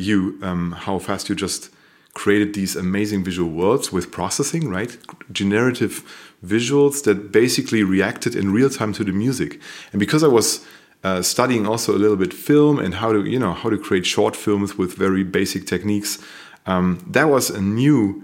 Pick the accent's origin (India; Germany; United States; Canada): Germany; Paderborn, North Rhine-Westphalia; also born or lived in Münster; we met here in Paderborn, which is a small city here in Germany. And I was coming from Münster. I've studied in Münster, design, basically. I've studied design in Münster. And I came back to my hometown